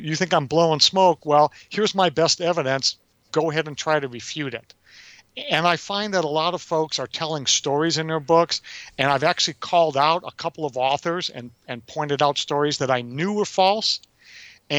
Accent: Detroit, Michigan, United States; moved away as an adult; I'm a kid from Detroit, you know, yeah. I'm 19.

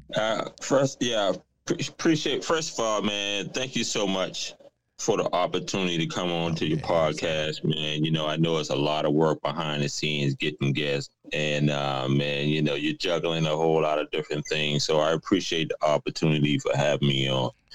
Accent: South Carolina, United States; moved away as an adult; also born or lived in New York; now in Atlanta, United States; I was originally from South Carolina, but I moved to New York. Now I'm in Atlanta

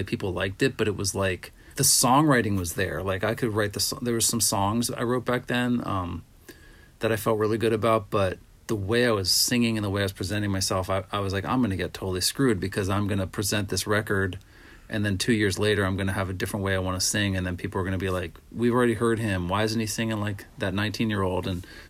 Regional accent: Pittsburgh, Pennsylvania, United States; also born or lived in Minnesota / Honolulu; I come from Pittsburgh and Minnesota and.

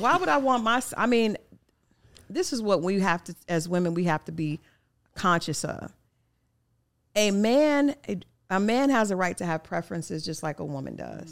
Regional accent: Oklahoma, United States; I grew up in Oklahoma

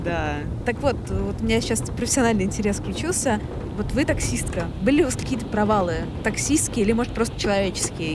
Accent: Saint Petersburg, Russia; also born or lived in Moscow; я из Петербурга

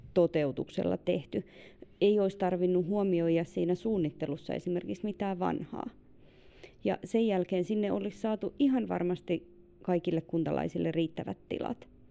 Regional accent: Ilomantsi, North Karelia, Finland; moved away; Siis itse onko tosi Ilomantsista ja meillä lähin uimahalli on omassa lapsuudessa ollut Joensuussa

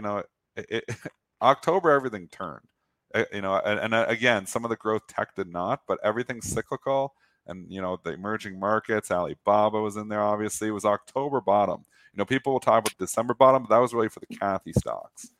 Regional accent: Canada; I'm Canadian

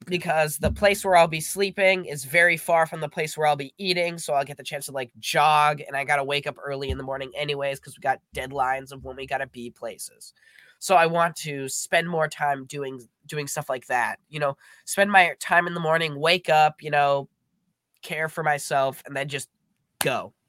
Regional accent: Minnesota, United States; I'm from Minnesota.

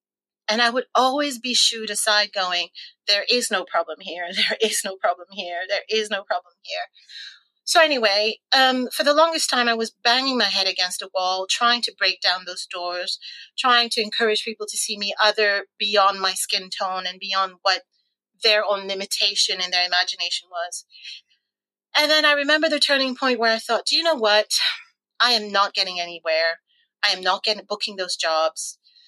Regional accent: Canada; now in London, United Kingdom; And actually, when I first arrived here in the UK, because I came from Canada

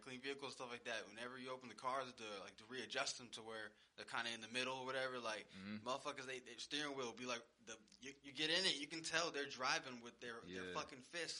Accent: Houston, Texas, United States; as a Texan or a Houstonian

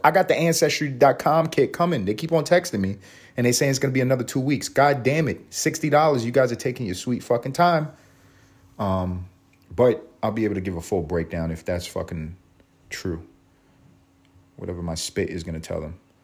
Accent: New York City, New York, United States; I grew up on Third Ave, walking uptown on Third Ave in East Harlem

